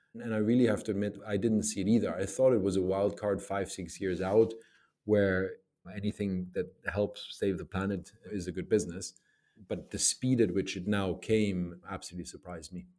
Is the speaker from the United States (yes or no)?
no; Germany; I grew up in Germany.